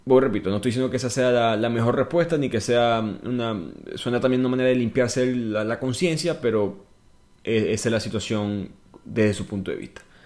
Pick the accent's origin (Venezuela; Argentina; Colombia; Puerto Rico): Venezuela; yo soy venezolano.